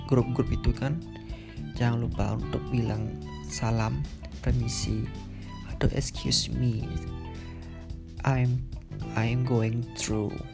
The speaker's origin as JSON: {"language": "Indonesian", "region": "Bali", "country": "Indonesia", "said": "sebagai orang Bali itu sangat-sangat welcome kepada stranger atau orang-orang asing yang ingin liburan ke Bali"}